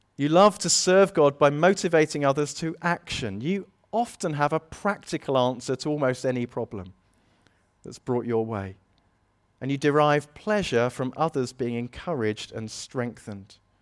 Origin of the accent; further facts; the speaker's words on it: United Kingdom; we're British